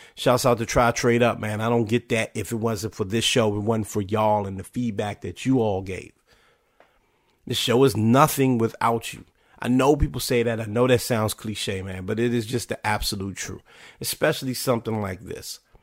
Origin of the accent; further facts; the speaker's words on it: Washington, District of Columbia, United States; my hometown, then called Washington Redskins